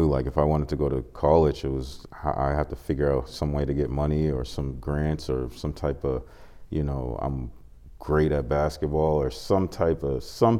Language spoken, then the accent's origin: English; Boston, Massachusetts, United States; I grew up in Dorchester, so I went to school in Mecco, which bused inner city kids to suburb schools.